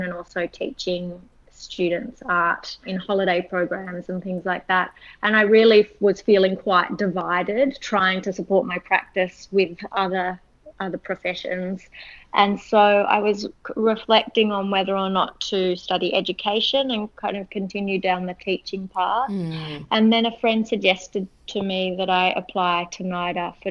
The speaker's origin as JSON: {"language": "English", "town": "Sydney", "region": "New South Wales", "country": "Australia", "tie": "born or raised there", "said": "I was born in Sydney and grew up here."}